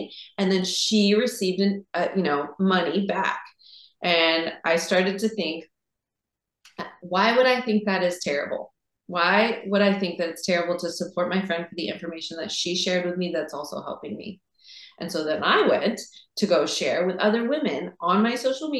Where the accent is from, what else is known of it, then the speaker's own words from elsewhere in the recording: Seattle, Washington, United States; growing up in Seattle